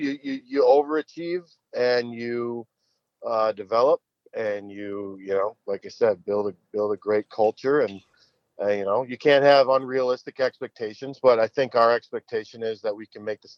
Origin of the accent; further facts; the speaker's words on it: Minnesota, United States; we're from the North Metro, and a lot of the kids from the North Metro would go down and play for the Machine.